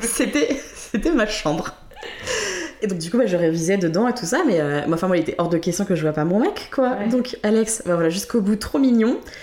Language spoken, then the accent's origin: French; Creil, Hauts-de-France, France; je suis née à Creil, au nord de Paris